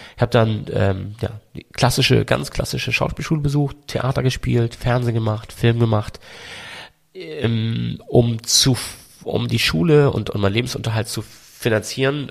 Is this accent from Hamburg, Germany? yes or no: yes; Hamburg, Germany; accent: Hamburg; Also, ich klinge auch total nach Hamburg. Ich mag das auch, wenn man hört, dass ich aus Hamburg komme